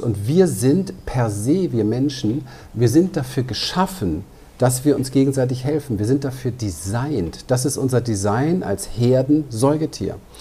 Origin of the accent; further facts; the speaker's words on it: Berlin, Germany; Ich bin aber auch als kleiner Junge in Berlin unterwegs gewesen, in einem ziemlich heftigen Umfeld, im Ghetto dort